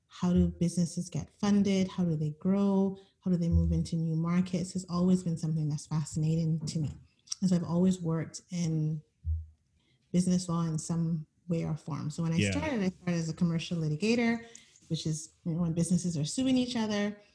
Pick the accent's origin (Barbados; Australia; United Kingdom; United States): Barbados; moved away as an adult; also born or lived in Edmonton, Alberta, Canada; now in Canada; I spent most of my childhood in Barbados. They moved back when I was about 5